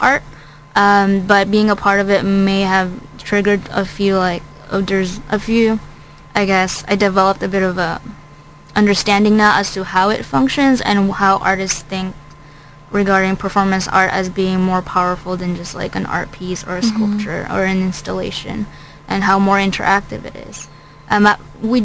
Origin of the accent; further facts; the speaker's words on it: Philippines; now in United States; I'm not from America